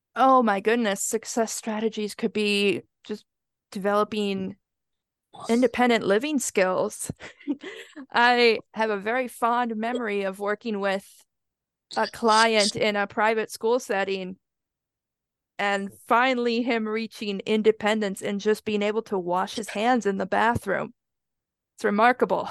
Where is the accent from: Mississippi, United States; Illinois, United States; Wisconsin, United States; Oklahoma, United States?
Wisconsin, United States; I grew up in Wisconsin, so the winters get very, very cold.